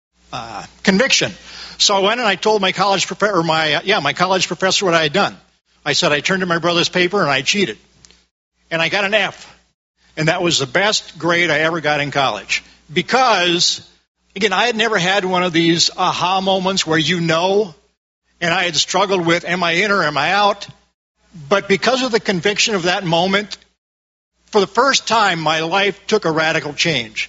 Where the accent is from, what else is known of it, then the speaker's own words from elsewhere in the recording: Midwest, United States; I grew up in the Midwest.